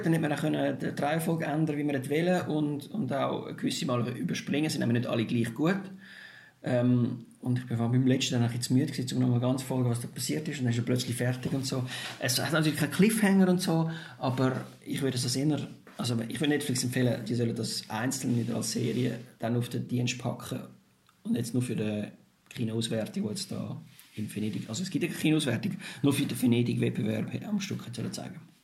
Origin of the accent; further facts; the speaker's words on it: Switzerland; bei uns in der Schweiz